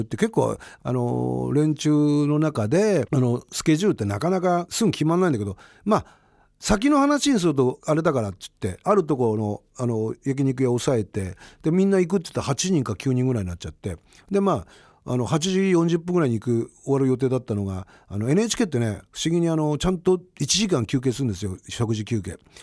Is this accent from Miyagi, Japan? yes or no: yes; Miyagi, Japan; 自分のあの故郷の、えー、宮城